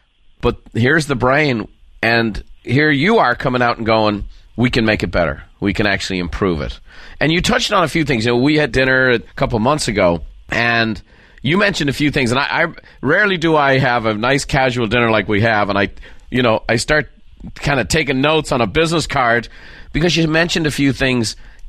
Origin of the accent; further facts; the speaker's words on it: Ireland; No, I'm an Irishman, Daniel.